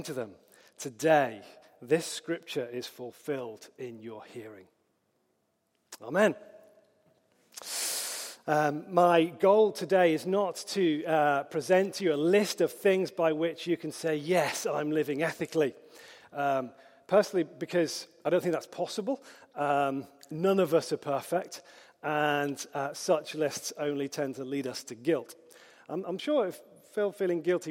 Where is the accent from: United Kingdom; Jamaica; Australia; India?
United Kingdom; Hoylake, North West England; accent: Scouse; I grew up on the Wirral in Merseyside, in Hoylake